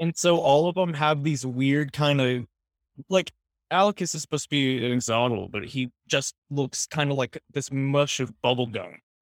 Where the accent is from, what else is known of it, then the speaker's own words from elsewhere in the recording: Northern California, United States; moved away as an adult; now in Portland, United States; I am from California, Northern California